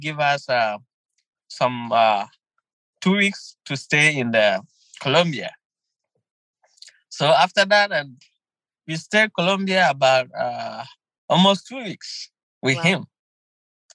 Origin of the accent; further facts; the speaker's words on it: Ghana; moved away as an adult; now in United States; I'm originally from Ghana, west side of Africa.